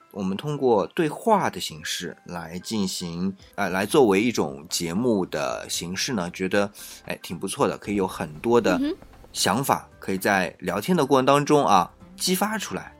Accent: China; 我们作为中国人

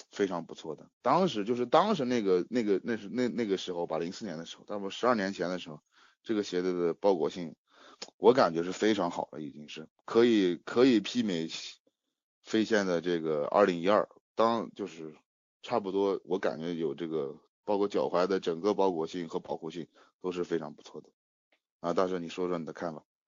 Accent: Shanxi, China; 我是山西的

